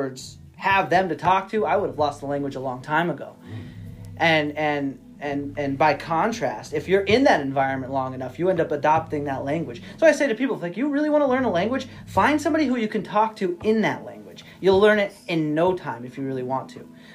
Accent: southern Missouri, United States; also born or lived in Portugal; now in New England, United States; I grew up in like southern Missouri, and I lived in Portugal for a few years as well

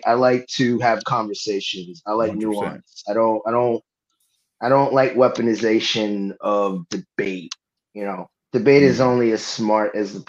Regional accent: New York City, New York, United States; also born or lived in Boston; born and raised in Brooklyn. I lived for a little bit in Boston, so got a soft spot

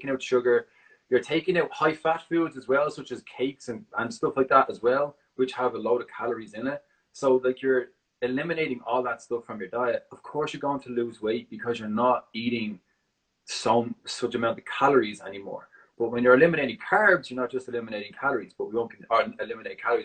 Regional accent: Dublin, Leinster, Ireland; now in San Francisco, United States; I'm originally from Ireland, Dublin

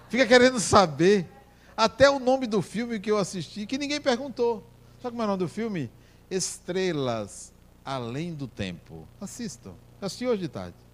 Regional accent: Brazil; eu me apresentei, sou brasileiro, venho aqui conhecer.

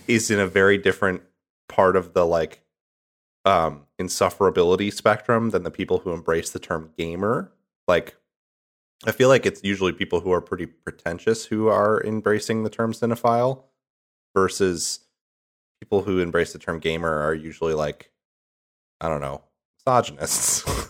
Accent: Midwest, United States; moved away; I'm from the Midwest

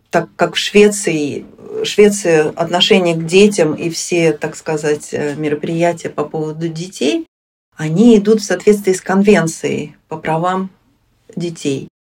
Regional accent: Moscow, Russia; moved away as an adult; now in Sweden; на родине, то есть в Москве, в Москве я из Москвы, я не живу уже с 94 -го года

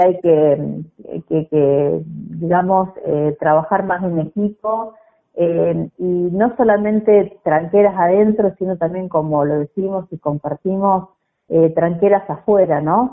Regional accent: Didán, Santa Fe, Argentina; Nací en Didán, provincia de Santa Fe

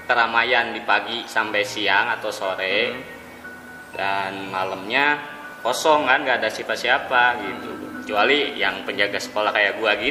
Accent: Garut, West Java, Indonesia; now in Jakarta, Indonesia; 2008 itu pertama datang ke Jakarta langsung e, merantau dari Garut itu kampung gue Garut bang

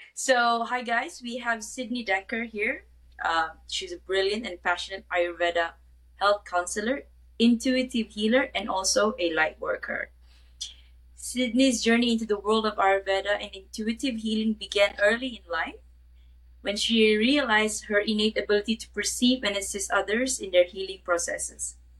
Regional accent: Kuala Lumpur, Malaysia; I'm from Kuala Lumpur, Malaysia

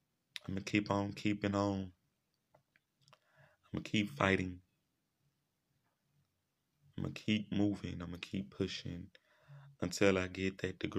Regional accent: Shreveport, Louisiana, United States; here in my hometown in Shreveport, Louisiana

